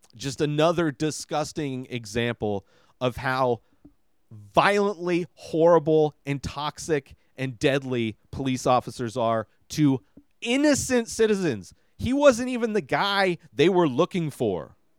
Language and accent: English; Coachella Valley, California, United States; when I grew up out here, there was nothing to do.